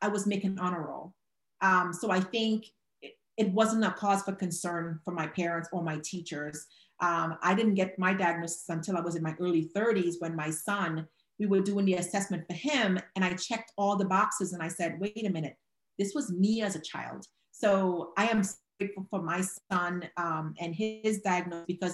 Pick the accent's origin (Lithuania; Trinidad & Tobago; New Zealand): Trinidad & Tobago; moved away; originally, I am from Trinidad and Tobago in the Caribbean.